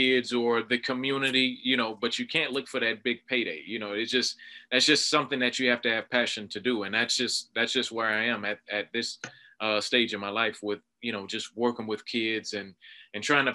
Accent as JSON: {"language": "English", "town": "Miami", "region": "Florida", "country": "United States", "tie": "born or raised there", "said": "growing up in South Florida, Miami, Florida"}